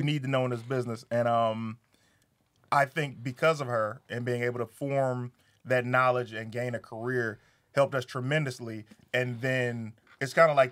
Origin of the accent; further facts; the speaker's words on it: Detroit, Michigan, United States; I'm from Detroit.